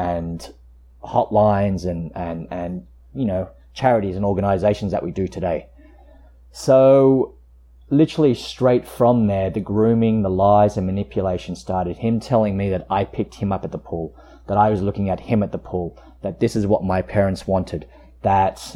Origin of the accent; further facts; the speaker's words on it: Queanbeyan, New South Wales, Australia; also born or lived in Canberra; I grew up in Queanbeyan, which is just a small town outside of Canberra